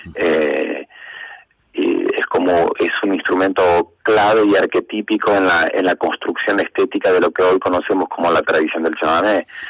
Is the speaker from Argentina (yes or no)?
yes; Apóstoles, Misiones, Argentina; nací en Apóstoles Misiones, capital nacional de la yerba mate